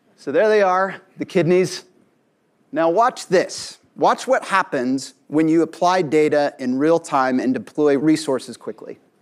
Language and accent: English; Tulsa, Oklahoma, United States; my hometown, Tulsa, Oklahoma